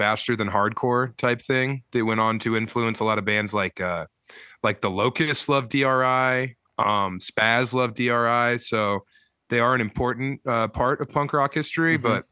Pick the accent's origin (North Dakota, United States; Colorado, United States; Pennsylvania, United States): Colorado, United States; growing up in Colorado